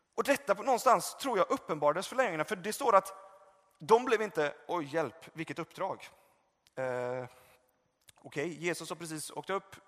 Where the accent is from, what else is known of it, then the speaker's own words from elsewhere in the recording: Gothenburg, Västra Götaland, Sweden; moved away; där jag är uppvuxen och kommer från Göteborg